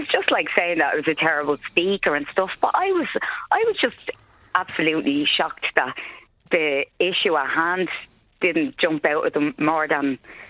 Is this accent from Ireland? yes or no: yes; Dublin, Leinster, Ireland; accent: Dublin working class accent; I'm born, bred, several generations of Talla.